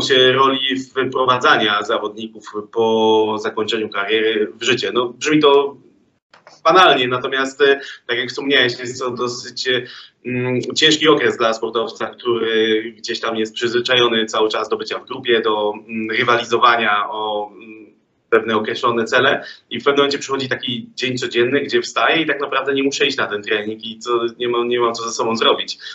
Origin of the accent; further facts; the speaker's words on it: Sosnowiec, Silesian Voivodeship, Poland; also born or lived in Czeladź; Urodziłem się w Czeladzie, ale przez większość swojego e, nastoletniego życia mieszkałem w Sosnowcu